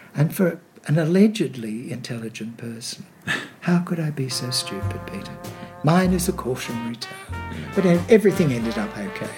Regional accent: Sydney, New South Wales, Australia; born or raised there; also born or lived in England

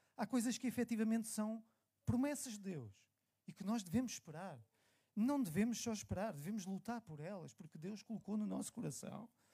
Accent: Lisbon, Portugal; eu sou nascido e criado aqui em Benfica, na calçada do Tejal

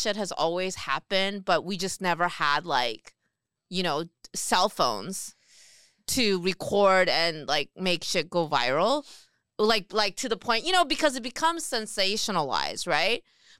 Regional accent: Renton, Washington, United States; English is a second language; I grew up in Renton.

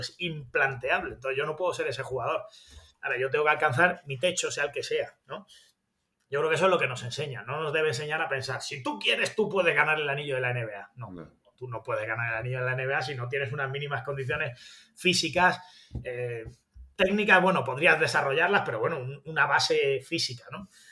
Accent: Granada, Andalusia, Spain; accent: granadino; soy de Granada

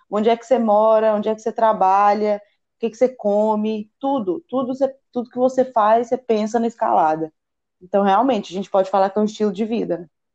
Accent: Goiânia, Goiás, Brazil; Eu sou de Goiânia

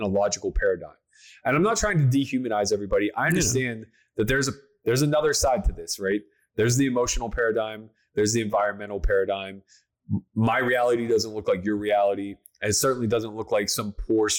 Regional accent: Pennsylvania, United States; I grew up in the woods in Pennsylvania

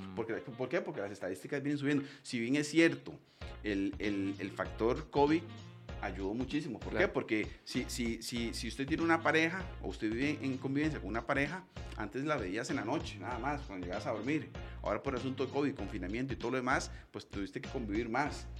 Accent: Costa Rica; los costarricenses y las personas que viven en nuestro país

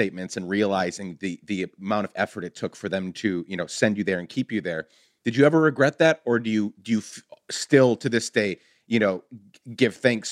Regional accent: Guatemala; moved away; I grew up in Guatemala

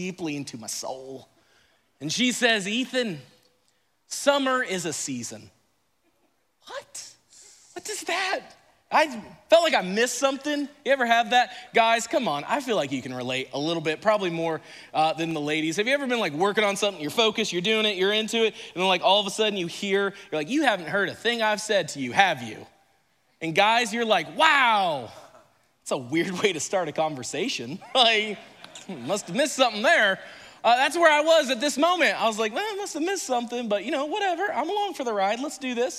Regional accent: Indiana, United States; moved away as an adult; now in Florida, United States; I grew up in Indiana

